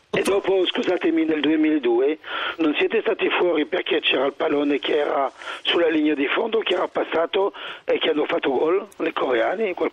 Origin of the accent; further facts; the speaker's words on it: Switzerland; sono, sono, svizzero.